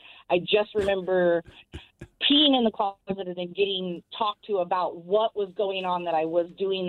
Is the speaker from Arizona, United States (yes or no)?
yes; Arizona, United States; I am from Arizona